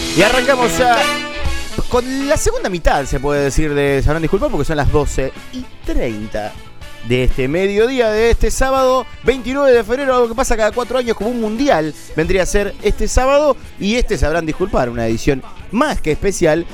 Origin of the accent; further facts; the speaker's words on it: Argentina; como argentino, que como latinoamericano